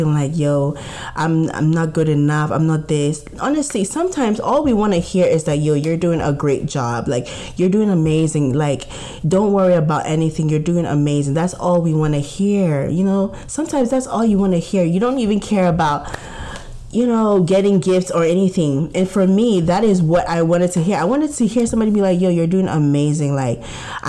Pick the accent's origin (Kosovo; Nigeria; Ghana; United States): Ghana; growing up as a Ghanaian